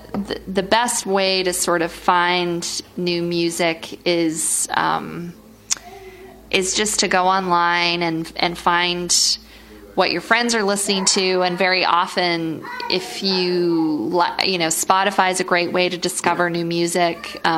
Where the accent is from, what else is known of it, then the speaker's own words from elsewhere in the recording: Utah, United States; In my home state of Utah.